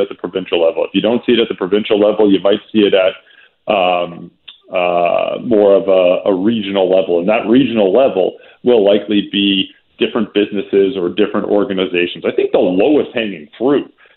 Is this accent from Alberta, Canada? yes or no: yes; Calgary, Alberta, Canada; also born or lived in Vancouver; now in Toronto, Canada; I'm from Calgary originally. I grew up snubbing my nose at Toronto.